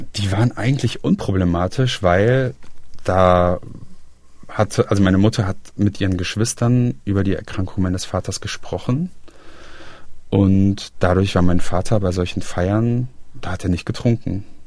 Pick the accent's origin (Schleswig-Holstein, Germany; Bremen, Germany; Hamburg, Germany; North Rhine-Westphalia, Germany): North Rhine-Westphalia, Germany; Aachen; moved away as an adult; also born or lived in Halle (Saale) / Berlin / Braunschweig; now in Bonn, Germany; ich komme ursprünglich auch aus dem Rheinland, also aus der Region, aus der Stadt Aachen